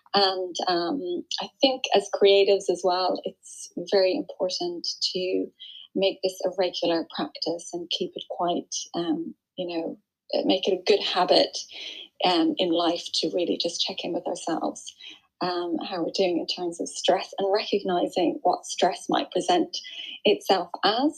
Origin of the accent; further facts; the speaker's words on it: Ireland; now in Surrey, United Kingdom; I'm Irish. Um, I live in Surrey in the UK.